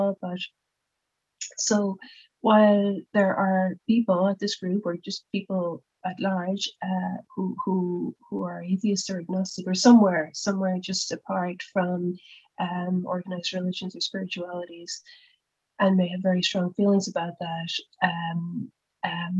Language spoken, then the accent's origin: English; Cork, Munster, Ireland; also born or lived in Dublin; when I came back to Cork again after my time in Dublin